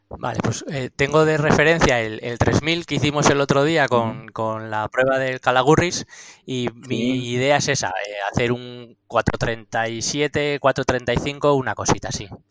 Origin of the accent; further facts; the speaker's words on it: Astigarraga, Basque Country, Spain; moved away as an adult; now in Andosilla, Spain; Yo soy de Astigarraga, eh, tengo 48 años, pero llevo más de 20 viviendo aquí en Andosilla